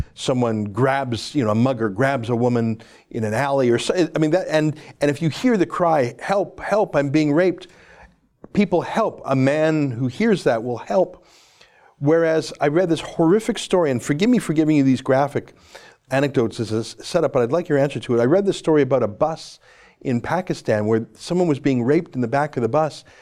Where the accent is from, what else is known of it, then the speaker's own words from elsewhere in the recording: Canada; I'm a Canadian, proud to be, don't wanna leave